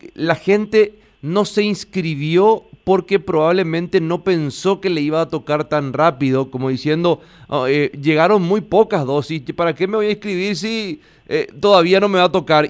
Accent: Paraguay; como el paraguayo siempre nos estamos acostumbrados a hacer las cosas a última hora

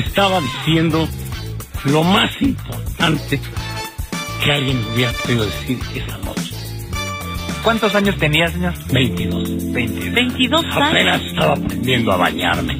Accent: Mexico; cómo somos los mexicanos

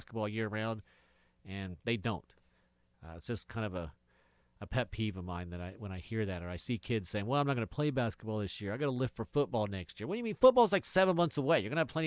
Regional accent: Athens, Ohio, United States; I'm from Athens

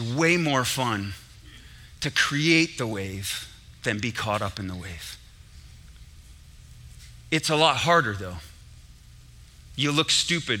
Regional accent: Syracuse, New York, United States; I was in the Carrier Dome in Syracuse, New York. That's where I grew up, New York

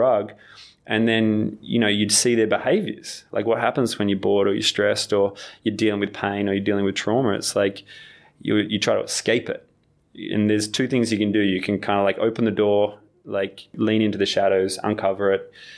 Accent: Australia; I'm still an Australian at heart

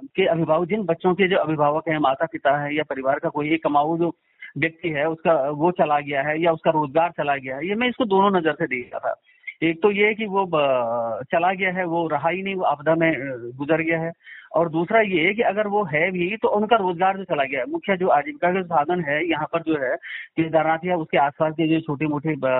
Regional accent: Kedar valley, Uttarakhand, India; मैं तो यहीं का रहने वाला हूं

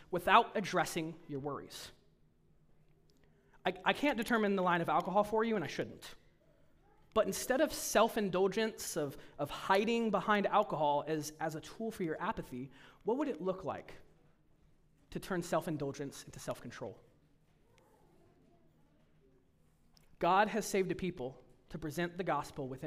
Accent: United States; as American Protestants, evangelicals

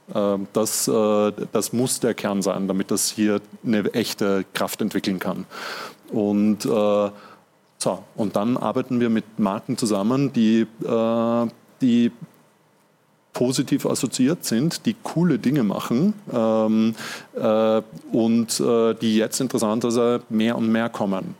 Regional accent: Vienna, Austria; ich bin ja selber Wiener

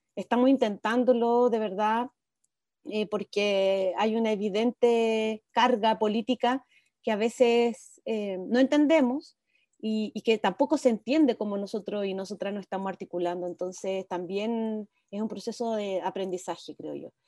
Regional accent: Viña del Mar, Valparaíso, Chile; moved away as an adult; also born or lived in Santiago; now in Olivar, Chile; nací en Santiago y a los 5 años me fui a vivir a Viña, así que crecí en, en Gómez Carreño, un barrio bien apartado del centro de Viña

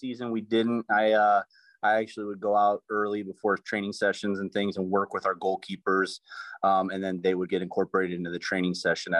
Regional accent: Cameroon; moved away as an adult; now in United States; I'm originally from Cameroon, West Africa, and I came to the United States in 2009, where I attended Grace College in Winona Lake, Indiana, which is an NAIA school.

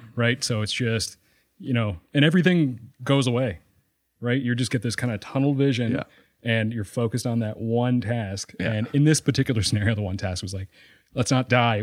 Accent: Sydney Mines, Nova Scotia, Canada; I'm from Sydney Mines

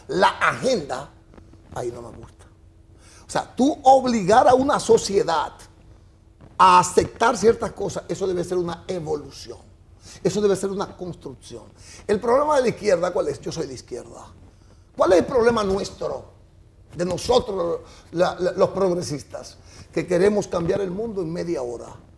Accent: La Vega, Dominican Republic; moved away as an adult; also born or lived in San Pedro de Macorís; yo soy de La Vega, tiene emisoras de radio

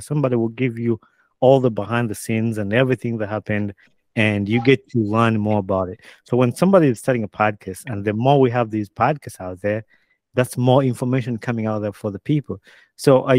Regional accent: Uganda; moved away as an adult; now in United States; growing up in Uganda, I moved to the States when I was about 20 years

